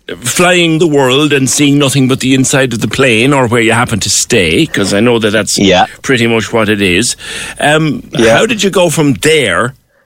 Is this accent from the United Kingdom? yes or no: no; Cork, Munster, Ireland; you're a Toker boy, like myself.